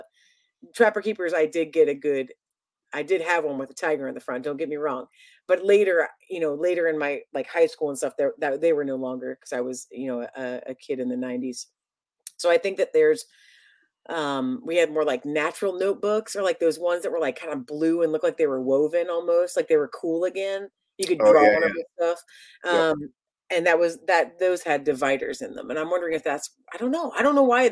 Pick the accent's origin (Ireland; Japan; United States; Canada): United States; Columbus, Ohio; moved away as an adult; also born or lived in Chicago; I'm from Ohio, in Columbus, Ohio.